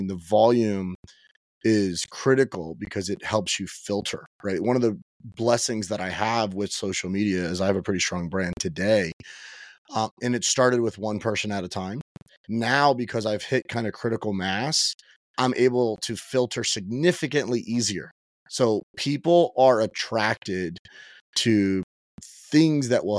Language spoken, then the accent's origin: English; Miami, Florida, United States; I was born and raised in Miami